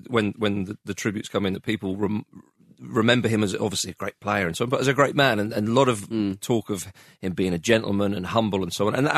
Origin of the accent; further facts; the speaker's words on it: Scotland, United Kingdom; growing up in Scotland